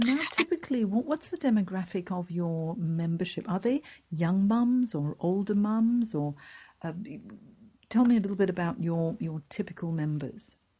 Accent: Hong Kong; moved away; I'm from Hong Kong originally. I grew up there.

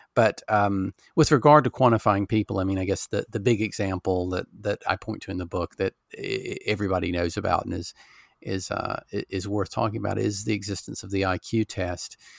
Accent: Alabama, United States; now in England, United Kingdom; I grew up in Alabama

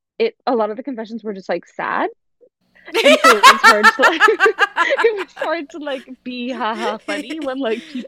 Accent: Boston, Massachusetts, United States; I'm from Boston.

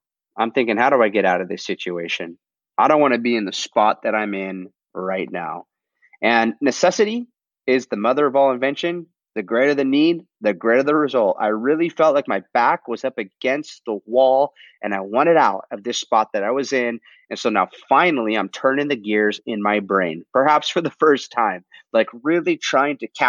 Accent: Southern California, United States; my hometown, Southern California

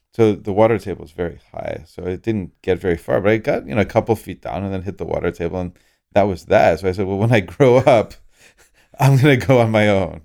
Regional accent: Orlando, Florida, United States; I grew up in Orlando, Florida

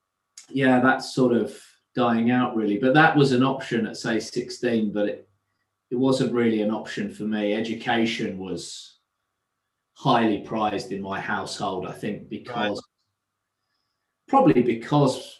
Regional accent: North Essex, East of England, United Kingdom; also born or lived in London; I grew up in North Essex, about an hour from the city

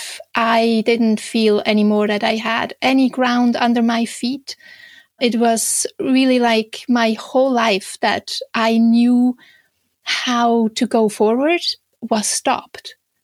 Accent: Switzerland; English is a second language; moved away as an adult; now in Canada; you might hear a slight little accent in my speech. So I'm originally from Switzerland, but I have been living in Canada for the last 17 years

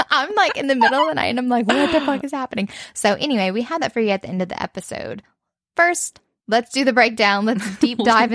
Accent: Cajun, Louisiana, United States; We're Cajun.

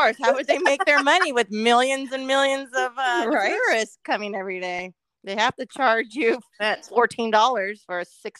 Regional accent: SoCal, California, United States; we grew up in SoCal for the most part.

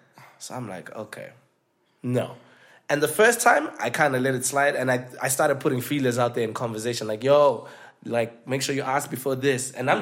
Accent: Zimbabwe; moved away; We came from Zim together, so we already knew each other.

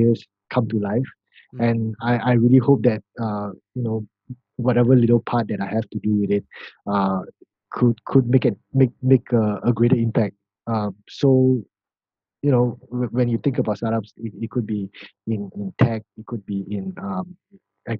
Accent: Malaysia; I'm actually from Malaysia

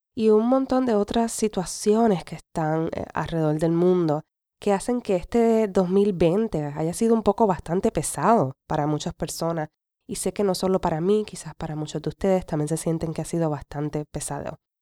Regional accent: Puerto Rico; first language Spanish; moved away as an adult; es mi, es mi nación, es donde me vio crecer

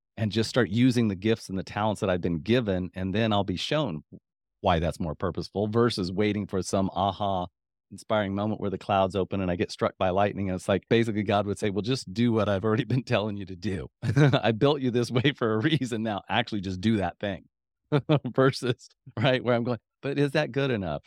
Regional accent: Midwest, United States; I'm from the Midwest

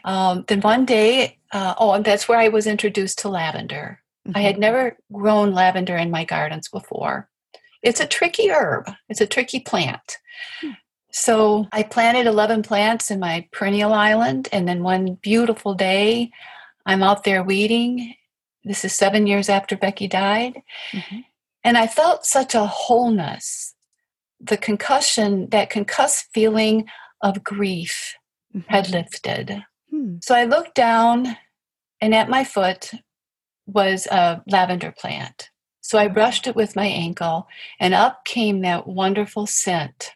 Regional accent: Appalachia, United States; now in Michigan, United States; I come from Appalachia, I come from farm people

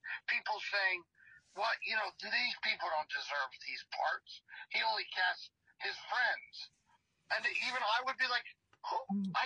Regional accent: Lehigh Valley, Pennsylvania, United States; I'm from the Lehigh Valley

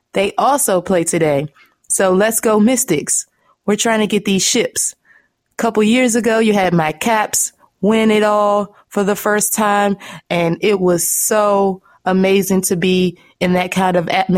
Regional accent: Washington, District of Columbia, United States; I'm originally from Washington, D.C. That's right. I'm a native, born here, raised here

